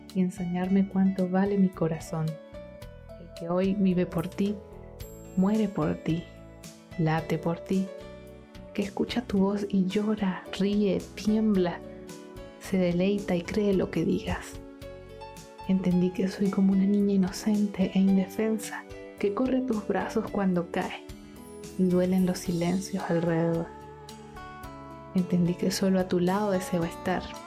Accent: Mérida, Venezuela; now in Concepción, Chile; soy venezolana, merideña que vive hoy en la ciudad de Concepción, en Chile.

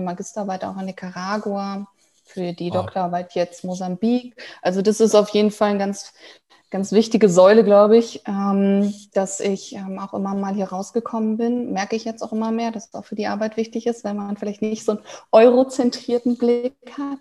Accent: Münsterland, North Rhine-Westphalia, Germany; moved away; also born or lived in Dortmund / Mexico / Berlin; ich bin gebürtig ähm, aus dem, äh, tatsächlich aus Dortmund, aber aufgewachsen dann im Münsterland

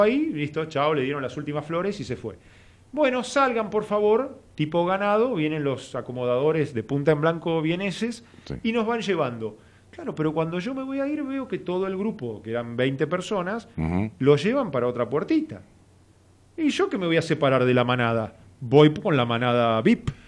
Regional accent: Argentina; y argentino

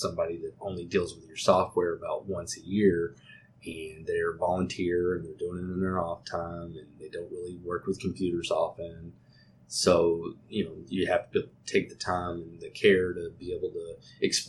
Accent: Texas, United States; accent: Texas; being in Texas, we're always going to get a little bit of it. I mean, I have an accent

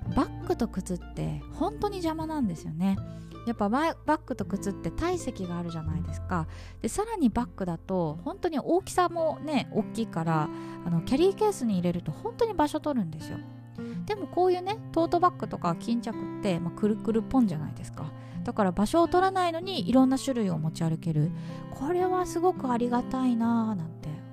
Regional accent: Kanto, Japan; now in Southeast Asia; 私は関東民でございます

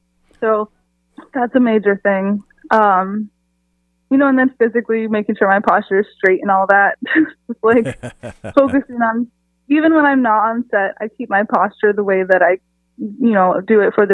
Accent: San Diego, California, United States; I'm from San Diego, California. I have lived pretty much all over the country, but I'm now back in Southern California too.

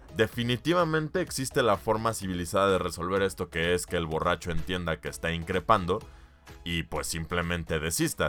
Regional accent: Mexico

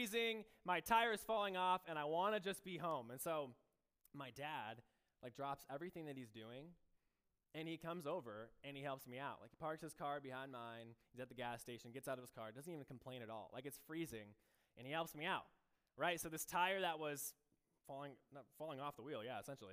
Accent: Michigan, United States; moved away as an adult; now in Iowa, United States; I grew up in Michigan

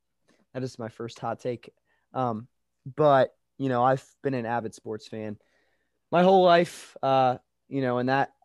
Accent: Nashville, Tennessee, United States; moved away; I'm from Nashville

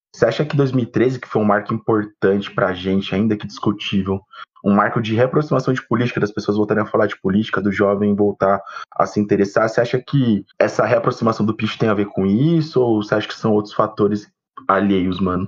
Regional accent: São Paulo, Brazil; eu nasci ali na Água Funda uhum. e morei no Parque Bristo, morei na Vila Moraes

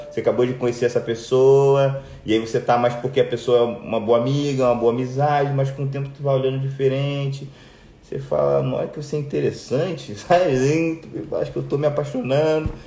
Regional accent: Rio de Janeiro, Brazil; Eu vim do Rio

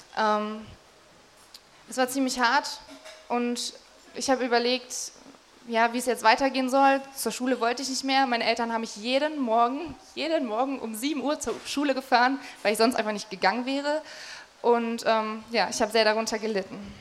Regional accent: Magdeburg, Saxony-Anhalt, Germany; Ich bin ähm, hier aufgewachsen in Magdeburg. Das ist meine Heimatstadt

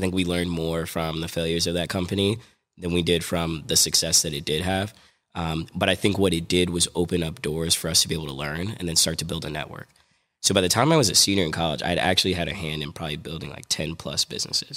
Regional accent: Virginia, United States; moved away; also born or lived in New Jersey / New York City / DMV (Washington DC area) / Midwest; I'm a kid from New Jersey. I grew up in Virginia, um, moved to New York City, spent some time in the D M V, and then moved to the Midwest.

